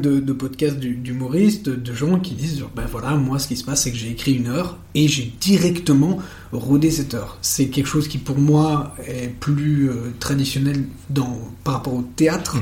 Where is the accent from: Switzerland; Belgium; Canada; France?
Belgium; Uccle, Brussels-Capital Region; moi je suis né le 16 juillet 1992 à Uccle, à Bruxelles